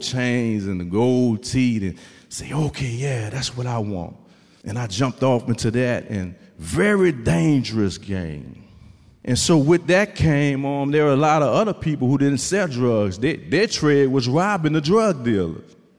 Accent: New Orleans, Louisiana, United States; I'm from New Orleans, Louisiana.

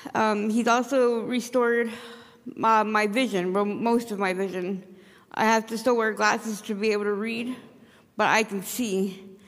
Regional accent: Caribou, Maine, United States; I'm from Caribou

